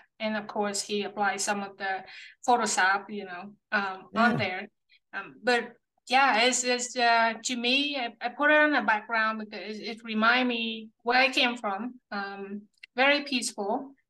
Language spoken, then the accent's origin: English; Central Vietnam, Vietnam; now in United States; I was born and raised in a small village in central Vietnam.